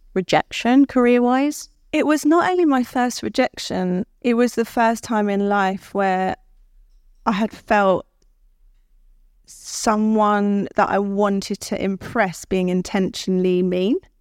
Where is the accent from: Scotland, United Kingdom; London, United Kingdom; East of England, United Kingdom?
London, United Kingdom; I was born in Guy's Hospital in London.